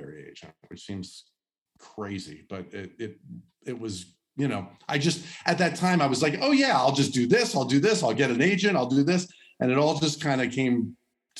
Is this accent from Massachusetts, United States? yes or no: no; Los Angeles, California, United States; Los Angeles, Woodland Hills, California, San Fernando Valley. I grew up there, went to El Camino Real High School in Woodland Hills